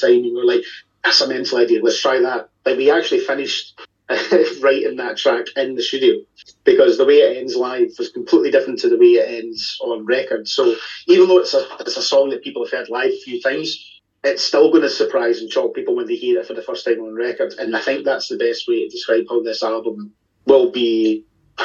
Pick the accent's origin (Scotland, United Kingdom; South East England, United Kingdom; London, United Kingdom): Scotland, United Kingdom; Glasgow; we're all from Glasgow